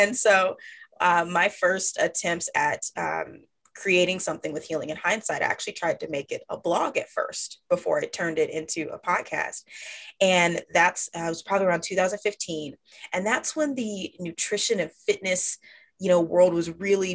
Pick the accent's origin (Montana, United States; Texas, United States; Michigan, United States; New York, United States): Texas, United States; Dallas-Fort Worth area; now in Austin, United States; I am a Texas girl born and raised. I currently reside in Austin, Texas, but I grew up in the Dallas-Fort Worth area.